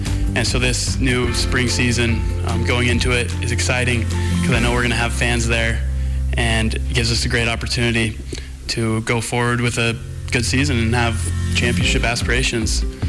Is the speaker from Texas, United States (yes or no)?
no; Montana, United States; growing up in Montana, I grew up going to Cats games, being around the game of football in Bobcat Stadium